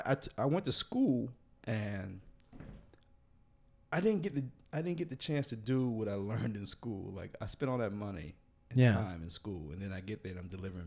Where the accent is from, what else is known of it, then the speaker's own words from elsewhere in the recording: East Coast, United States; also born or lived in Los Angeles; I'm from the East Coast